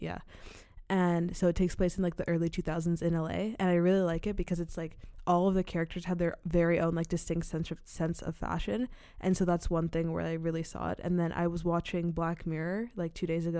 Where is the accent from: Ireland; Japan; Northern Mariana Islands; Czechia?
Czechia; I'm half American and half Sierra Leonean, but I'm from the Czech Republic. Like, that's where I was born and raised.